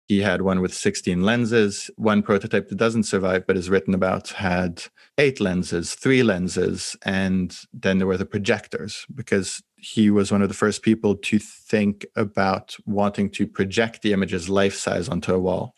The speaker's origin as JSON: {"language": "English", "country": "France", "tie": "born or raised there", "said": "I grew up in France"}